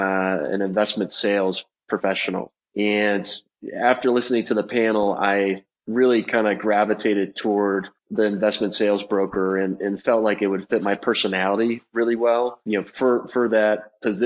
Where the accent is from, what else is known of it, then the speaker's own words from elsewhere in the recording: San Jose, California, United States; moved away as an adult; now in Colorado, United States; I grew up in San Jose, California